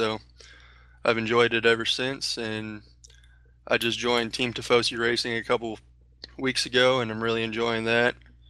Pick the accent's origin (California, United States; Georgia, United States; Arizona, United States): California, United States; Ontario; I'm from Ontario, California, 22 years old.